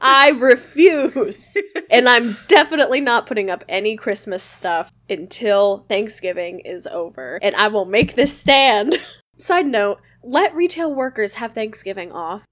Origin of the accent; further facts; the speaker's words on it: Midwest, United States; moved away; I am originally from the Midwest